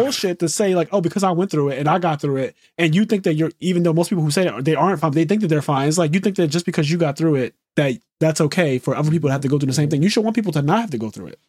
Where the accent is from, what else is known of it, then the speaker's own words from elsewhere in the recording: Philadelphia, Pennsylvania, United States; a person who was born and raised in Philadelphia, never lived anywhere else in my life